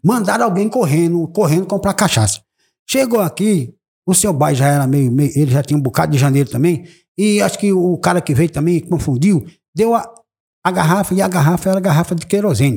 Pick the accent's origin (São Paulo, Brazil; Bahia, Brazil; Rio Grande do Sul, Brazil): Bahia, Brazil; eu sou brasileiro, baiano, E moro no município de Palmeiras